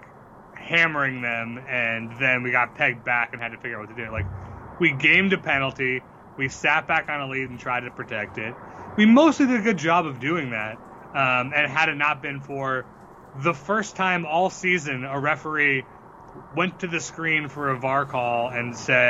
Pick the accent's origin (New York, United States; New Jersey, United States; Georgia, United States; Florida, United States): Georgia, United States; Georgia as my home state